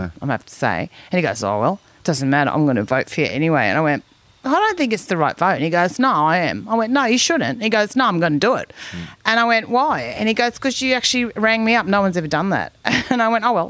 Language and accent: English; Kingaroy, Queensland, Australia; now in Mullumbimby, Australia; I come from Kingaroy, you know, Joe Bjelke Peterson's area